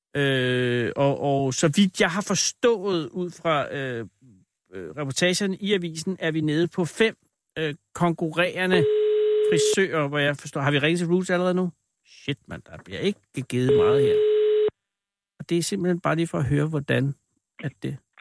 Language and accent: Danish; Copenhagen, Capital Region of Denmark, Denmark; jeg er fra København